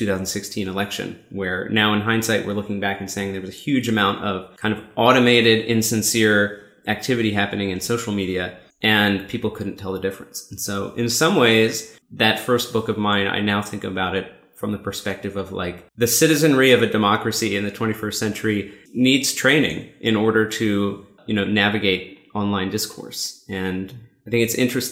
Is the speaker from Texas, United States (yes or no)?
no; Seattle, Washington, United States; I'm from Seattle